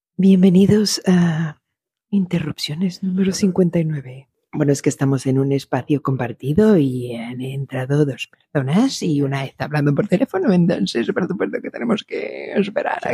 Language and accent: Spanish; Mexico; moved away; desde que me salí de México